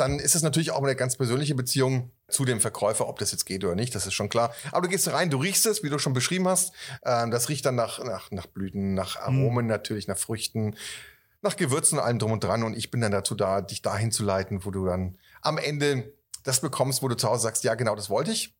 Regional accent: Northern Germany, Germany; moved away; also born or lived in Franconia; ich bin ja Norddeutscher

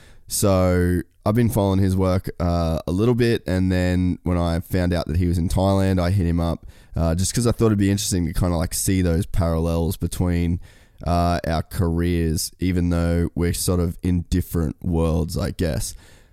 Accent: Cairns, Queensland, Australia; I'm from Cairns originally, which is like North Queensland, which is known for being hot.

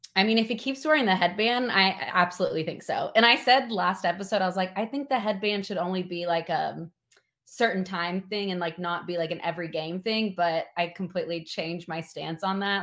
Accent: Tennessee, United States; I'm from Tennessee

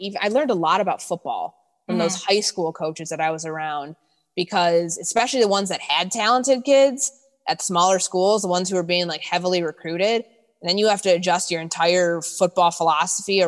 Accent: Chicago, Illinois, United States; moved away as an adult; also born or lived in Glenview, Illinois / Indiana / Mississippi; I'm from Chicago

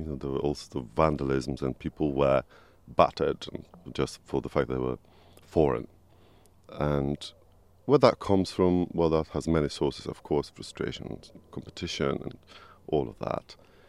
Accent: Poland; moved away as an adult; now in United Kingdom; I was born in Poland.

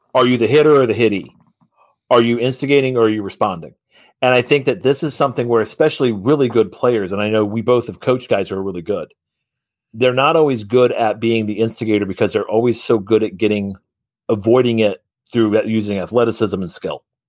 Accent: Columbus, Indiana, United States; I come from Columbus, Indiana

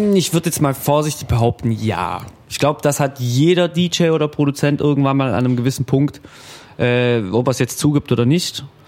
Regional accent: Ravensburg, Baden-Württemberg, Germany; bei uns in Ravensburg

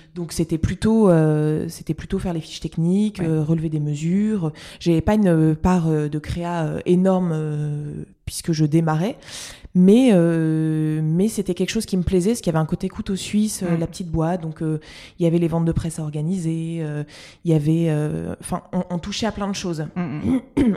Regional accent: Lille, Hauts-de-France, France; je suis lilloise

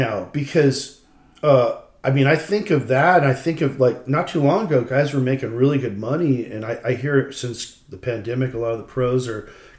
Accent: Manhattan Beach, California, United States; When I grew up in Manhattan Beach, there was empty lots everywhere. Everyone had a front and back yard. There was only one-story houses. It was like a little beach town. It was beach town people.

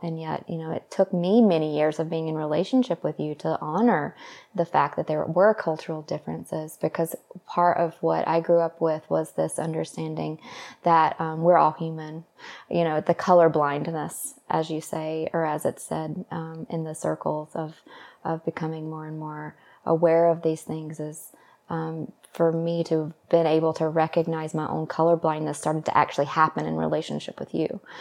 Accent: the South, United States; moved away; also born or lived in Los Angeles; I grew up in the South

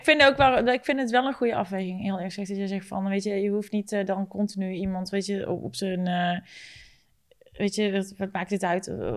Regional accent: North Brabant, Netherlands; Wij zijn Brabanders.

